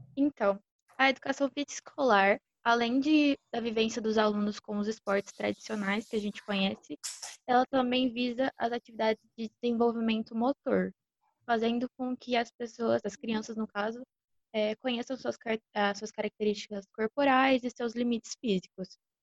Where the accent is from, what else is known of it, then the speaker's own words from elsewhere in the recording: Batatais, São Paulo, Brazil; moved away; also born or lived in Uberlândia; joguei no time da minha cidade natal, o Batatais Ghosts